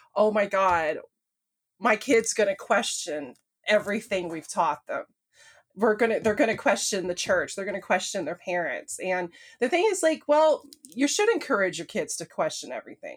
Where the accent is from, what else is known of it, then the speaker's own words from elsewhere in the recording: American South, United States; I'm from the American South, which is, like, the Bible Belt